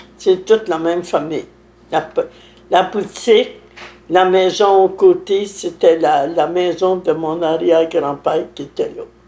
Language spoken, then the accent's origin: French; Saint-Alphonse-Rodriguez, Quebec, Canada; Je suis né à Saint-Alphonse